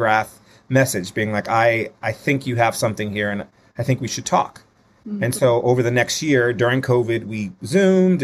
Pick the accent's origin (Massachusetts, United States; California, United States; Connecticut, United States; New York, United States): Connecticut, United States; New Haven; New Haven, Connecticut, my hometown